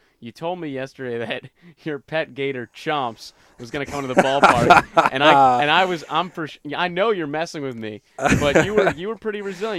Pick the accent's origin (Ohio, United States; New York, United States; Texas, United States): New York, United States; Long Island; you guys know I'm from New York. There's not a lot of hunting in New York, at least, you know, on Long Island where I'm growing up.